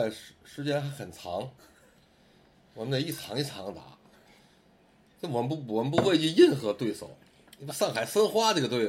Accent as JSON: {"language": "Chinese", "region": "Beijing", "country": "China", "tie": "born there", "said": "我从小我出生在北京，"}